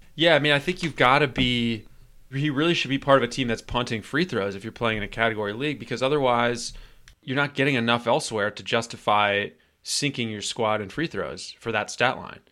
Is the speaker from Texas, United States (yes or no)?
no; Atlanta, Georgia, United States; my hometown team